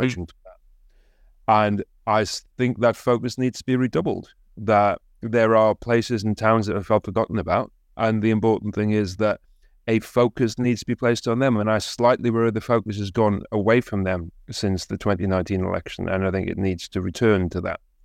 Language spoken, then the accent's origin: English; Consett, North East England, United Kingdom; my hometown of concert